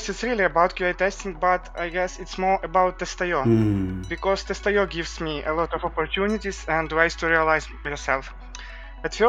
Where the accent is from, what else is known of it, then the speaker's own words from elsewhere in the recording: Ukraine; I'm from Ukraine